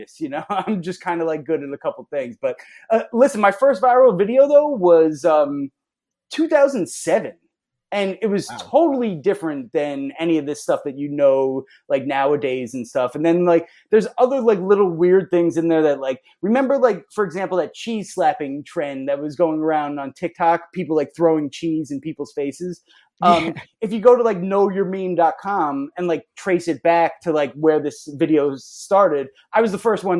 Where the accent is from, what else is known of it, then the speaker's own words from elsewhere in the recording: Long Island, New York, United States; growing up on Long Island